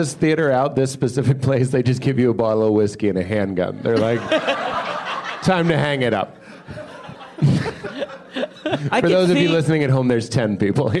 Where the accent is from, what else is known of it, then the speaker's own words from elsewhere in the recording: Pakistan; I am from Pakistan